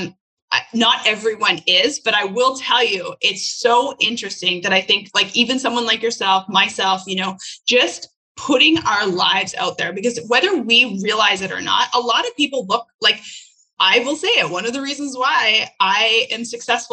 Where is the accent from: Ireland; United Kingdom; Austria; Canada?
Canada; now in United States; I was not born as an American. I was born as a Canadian and I am now an American citizen